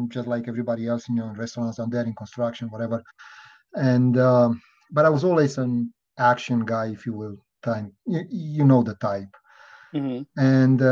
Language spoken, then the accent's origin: English; Transylvania, Romania; moved away as an adult; also born or lived in Miami; now in United States; I was born and raised in Romania. Transylvania, out of all places